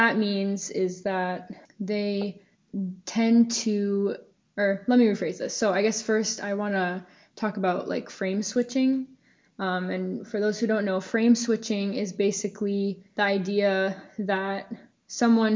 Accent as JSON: {"language": "English", "town": "Ashland", "region": "Massachusetts", "country": "United States", "also_born_or_lived": "Worcester, Massachusetts", "said": "I am from Ashland, Massachusetts originally"}